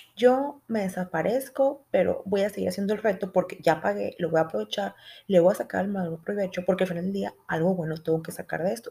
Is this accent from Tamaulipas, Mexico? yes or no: no; Sonora, Mexico; accent: Sonoran; soy de Sonora y tengo un acento muy fuerte desde ahí